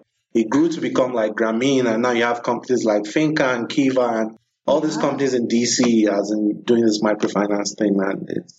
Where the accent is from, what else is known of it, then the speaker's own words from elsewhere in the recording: Nigeria; I'm from Nigeria